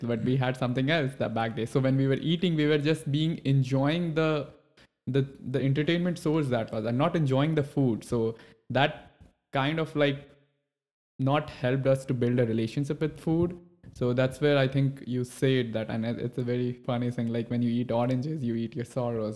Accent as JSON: {"language": "English", "country": "India", "moved": "yes", "lives_now": "United States", "said": "when I have moved to U S, I, I come from India."}